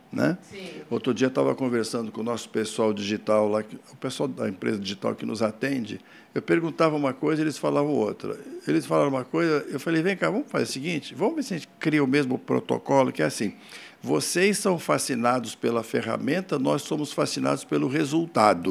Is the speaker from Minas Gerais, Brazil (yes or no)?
yes; Poços de Caldas, Minas Gerais, Brazil; eu sou de Poste Caldas